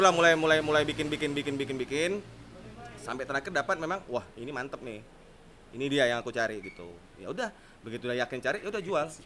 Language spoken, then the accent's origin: Indonesian; Medan, North Sumatra, Indonesia; sama orang Medan aku orang Medan yang gitu.